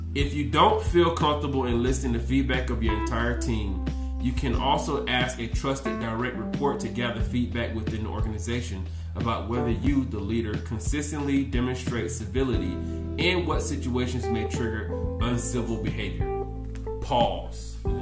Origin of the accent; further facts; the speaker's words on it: the South, United States; I'm from the South. We just talk loud